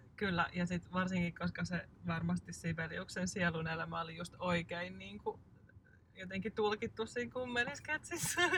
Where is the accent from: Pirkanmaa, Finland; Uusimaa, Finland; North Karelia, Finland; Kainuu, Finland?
Uusimaa, Finland; Hyvinkää; also born or lived in Kerava; olemme Hyvinkäältä kotoisin ja meillä on sukulaisia asunut täällä järven päässä, niin nämä on jotenkin semmoisia tuttuja lapsuuden maisemia